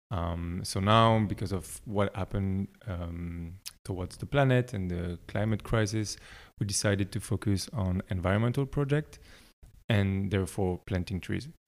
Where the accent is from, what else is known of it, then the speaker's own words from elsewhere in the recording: Belgium; moved away as an adult; also born or lived in France; now in Berlin, Germany; I'm from Belgium originally, uh, but I grew up between France and Belgium um, until I was like 19